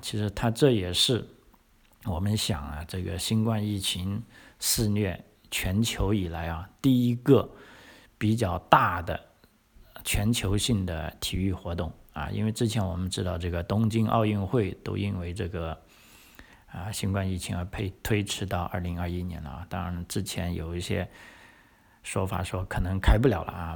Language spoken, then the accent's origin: Chinese; China; now in Australia; 我们中国人